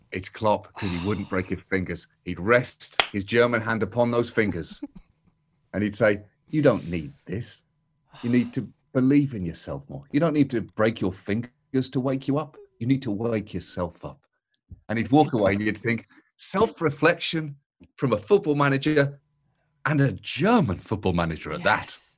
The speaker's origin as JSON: {"language": "English", "country": "United Kingdom", "said": "as a British person"}